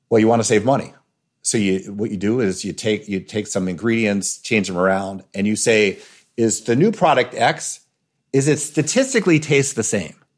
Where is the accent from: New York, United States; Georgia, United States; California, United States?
New York, United States; I grew up in New York, as a New Yorker eating pepperoni pizza my whole life